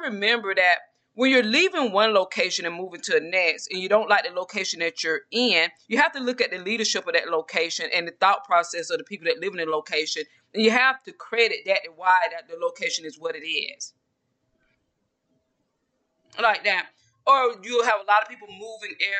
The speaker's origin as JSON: {"language": "English", "region": "Georgia", "country": "United States", "moved": "as an adult", "lives_now": "Texas, United States", "said": "I'm from Georgia, a small town in Georgia."}